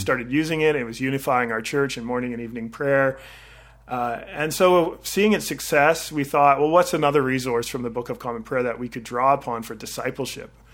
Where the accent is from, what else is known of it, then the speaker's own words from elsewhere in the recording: Victoria, British Columbia, Canada; also born or lived in Vancouver / Orlando, Florida; I grew up in Victoria, and I did my undergraduate in Vancouver